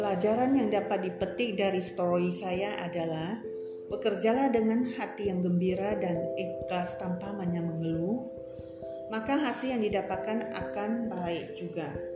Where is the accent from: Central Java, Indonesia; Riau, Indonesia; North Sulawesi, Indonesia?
Riau, Indonesia; Selat Panjang; moved away as an adult; also born or lived in Pekanbaru; saya dilahirkan dan dibesarkan di salah satu pulau di Provinsi Riau yaitu Selat Panjang